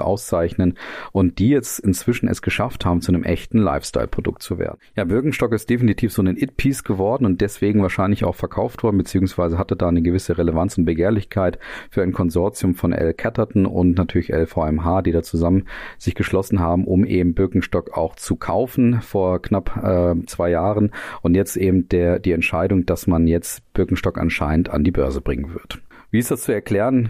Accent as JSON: {"language": "German", "country": "Germany", "said": "uns dann als Deutsche hier"}